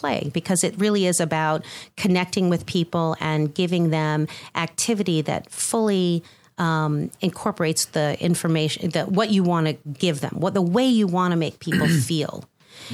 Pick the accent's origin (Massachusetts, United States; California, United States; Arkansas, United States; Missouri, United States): Massachusetts, United States; Boston; also born or lived in Chicago / New Jersey / Netherlands; now in Atlanta, United States; I'm originally from the Boston area, and I've lived in Chicago twice.